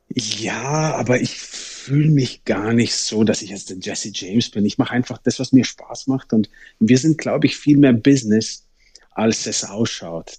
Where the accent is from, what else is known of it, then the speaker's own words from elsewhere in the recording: Germany; bei uns in Deutschland